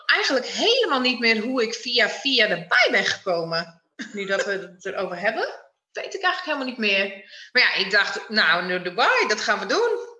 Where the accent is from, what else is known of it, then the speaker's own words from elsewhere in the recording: Friesland, Netherlands; opgegroeid in uh, een prachtig dorpje in Friesland